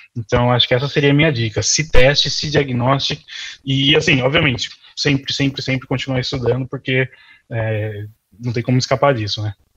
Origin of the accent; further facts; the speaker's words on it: Brazil; moved away as an adult; also born or lived in São Paulo; now in Ireland; estudado quando eu estava no Brasil.